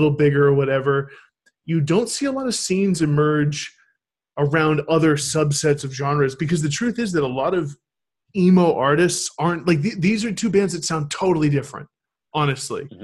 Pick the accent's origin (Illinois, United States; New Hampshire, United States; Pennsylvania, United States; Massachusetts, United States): New Hampshire, United States; Manchester; my hometown scene, the Manchester, New Hampshire scene